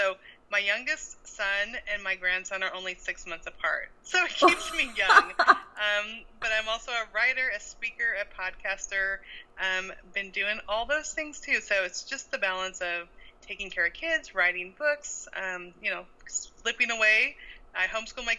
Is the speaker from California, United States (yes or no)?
yes; California, United States; also born or lived in Montana; now in Little Rock, United States; I grew up in California. Then we lived in Montana for 15 years